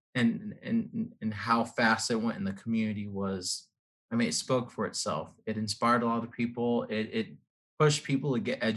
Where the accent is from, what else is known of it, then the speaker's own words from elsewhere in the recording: Blue Springs, Missouri, United States; also born or lived in South Dakota; I grew up here in the Kansas City metro area, was actually born and raised in Blue Springs, Missouri.